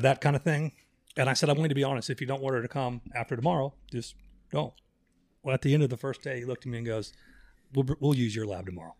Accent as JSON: {"language": "English", "town": "Orlando", "region": "Florida", "country": "United States", "tie": "born or raised there", "said": "I grew up in Orlando."}